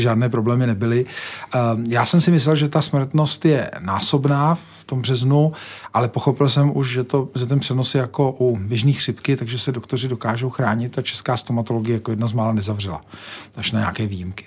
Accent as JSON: {"language": "Czech", "country": "Czechia"}